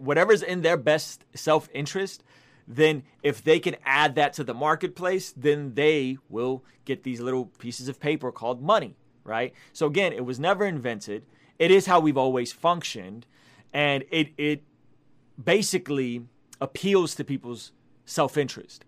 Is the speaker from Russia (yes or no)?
yes; Russia; moved away; I come from Soviet Russia